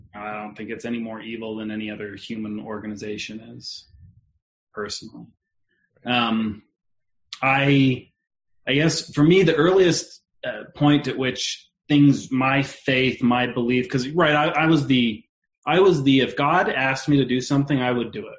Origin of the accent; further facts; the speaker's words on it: West Jordan, Utah, United States; I actually grew up about 10 minutes or less from here over by the, uh, well, anyways, 10 minutes from where we're living now in West Jordan